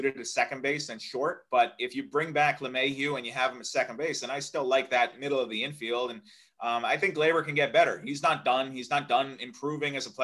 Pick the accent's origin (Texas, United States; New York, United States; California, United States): New York, United States; Suffern; also born or lived in Sloatsburg, New York; I grew up in Rockland County, New York, Sloatsburg, New York, Suffern, New York